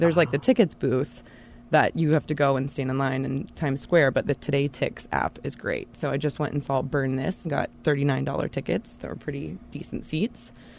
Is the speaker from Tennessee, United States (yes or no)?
yes; Knoxville, Tennessee, United States; also born or lived in Charlotte, North Carolina; now in New York City, United States; I moved here from Charlotte, North Carolina, but I'm born and raised in Knoxville, Tennessee.